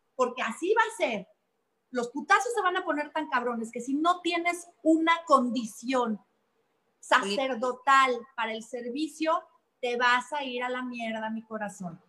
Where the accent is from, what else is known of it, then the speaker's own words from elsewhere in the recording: Mexico; como mexicanos